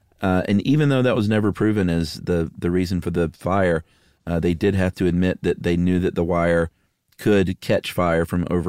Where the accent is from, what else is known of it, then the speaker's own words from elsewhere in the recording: San Diego, California, United States; I grew up in San Diego, which I think grows more avocados than anywhere else in the U.S.